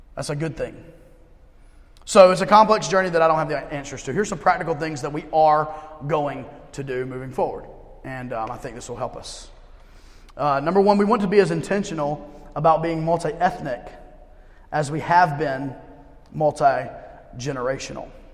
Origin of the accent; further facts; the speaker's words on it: United States; I'm an American through and through